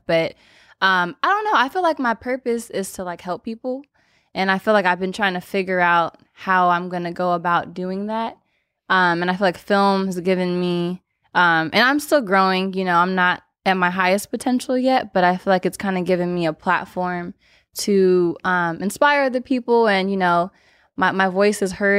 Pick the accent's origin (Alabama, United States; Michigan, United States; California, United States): California, United States; Los Angeles; LA born and raised.